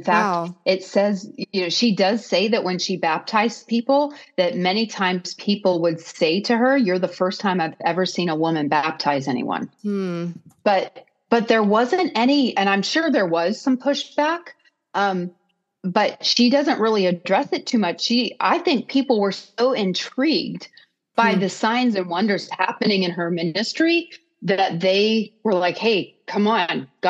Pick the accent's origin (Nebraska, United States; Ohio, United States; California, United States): Ohio, United States; Columbiana; this church in my hometown of Columbiana, Ohio